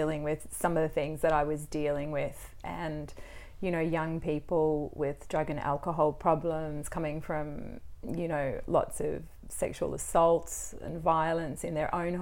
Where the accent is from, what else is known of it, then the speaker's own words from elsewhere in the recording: Melbourne, Victoria, Australia; also born or lived in Wagga Wagga; I was from Melbourne, went to Wagga Wagga. Yeah. Came back to Melbourne.